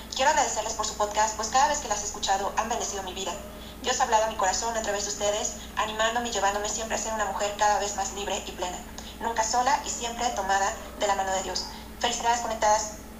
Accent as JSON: {"language": "Spanish", "country": "Chile", "said": "soy de Chile"}